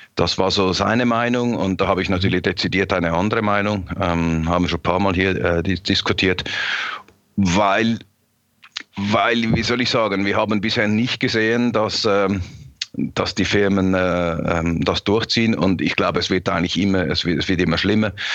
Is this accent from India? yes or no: no; Switzerland; ich als Schweizer.